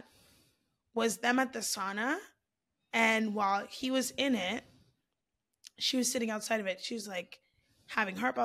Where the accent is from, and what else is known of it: Florida, United States